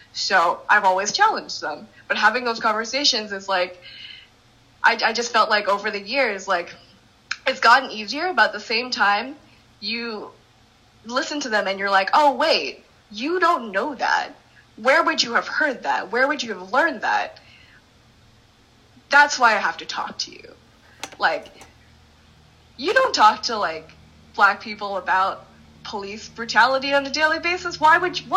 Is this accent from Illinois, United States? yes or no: no; Randolph, New Jersey, United States; I come from like Randolph, I come from Morris County